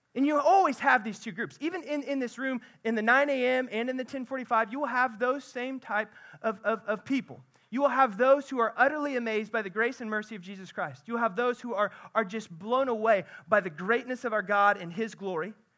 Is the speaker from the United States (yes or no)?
yes; central Missouri, United States; I'm from central Missouri